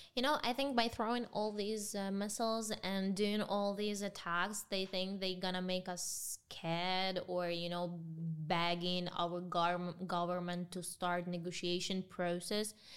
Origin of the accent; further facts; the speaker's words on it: Ukraine; English is a second language; in my home country